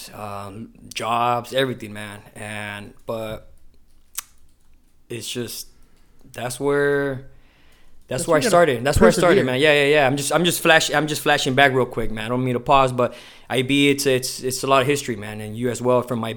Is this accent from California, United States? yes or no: yes; Imperial Beach, California, United States; also born or lived in Chula Vista, California; I was born here in Chula Vista, raised in Imperial Beach